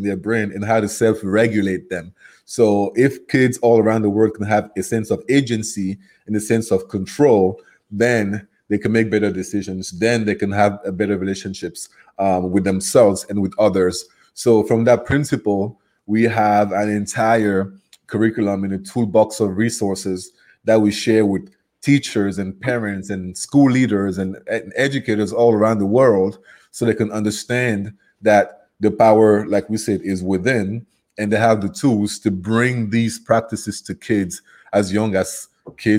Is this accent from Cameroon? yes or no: yes; Cameroon; accent: Cameroonian; first language French; English is a second language; moved away as an adult; now in United States; my accent is from Cameroon, which is geographically in West Africa. So my first language is French, and I moved to the U.S. in 2008